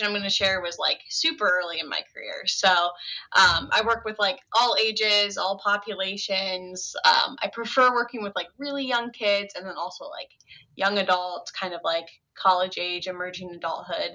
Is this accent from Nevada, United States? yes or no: no; Ohio, United States; moved away as an adult; also born or lived in Chicago, Illinois; I had just recently moved back. I was about to my hometown from Chicago. So I moved back to Ohio